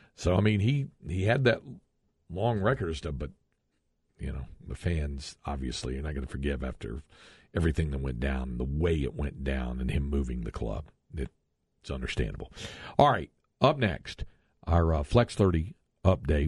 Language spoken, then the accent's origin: English; North Carolina, United States; now in Texas, United States; growing up in North Carolina